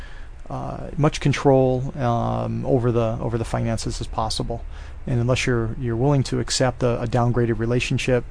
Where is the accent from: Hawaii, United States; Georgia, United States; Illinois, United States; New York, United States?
Hawaii, United States; moved away as an adult; I was raised in Hawaii. I had a lot of personal friends, and I also had a lot of contacts and people that I grew up with here.